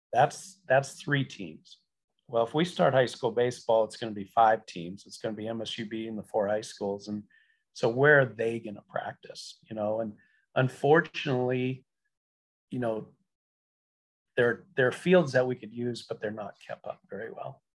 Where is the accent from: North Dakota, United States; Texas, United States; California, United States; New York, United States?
North Dakota, United States; Beach; my hometown of Beach, North Dakota